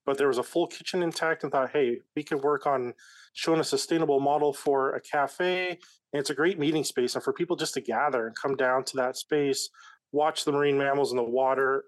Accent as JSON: {"language": "English", "region": "Montana", "country": "United States", "tie": "born or raised there", "also_born_or_lived": "Reno, Nevada", "moved": "as an adult", "lives_now": "Fort Bragg, United States", "said": "I was born and raised in Montana"}